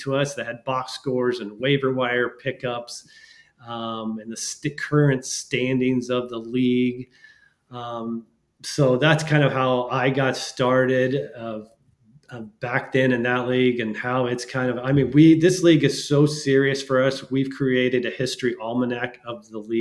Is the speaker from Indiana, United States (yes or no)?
no; Wichita, Kansas, United States; I'm from Wichita, Kansas